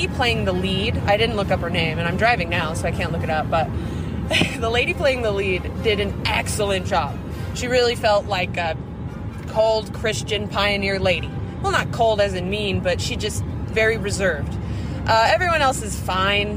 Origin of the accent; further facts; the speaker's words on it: Nebraska, United States; I grew up in Nebraska